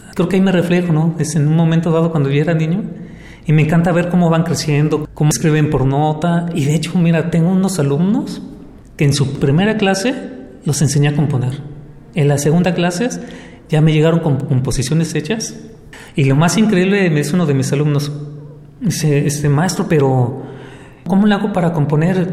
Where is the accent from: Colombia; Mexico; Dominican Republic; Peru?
Mexico; Guadalajara, Jalisco; now in Puerto Vallarta, Mexico; Yo vengo de Guadalajara y he estado aquí por años viviendo.